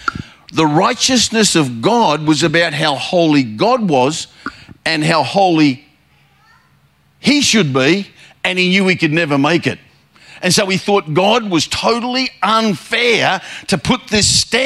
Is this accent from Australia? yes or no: yes; Queensland, Australia; I'm from Queensland